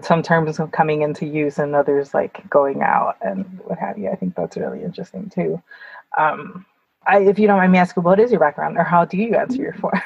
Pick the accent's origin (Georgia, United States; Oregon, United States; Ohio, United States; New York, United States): New York, United States; I say I'm from mm-hmm. New York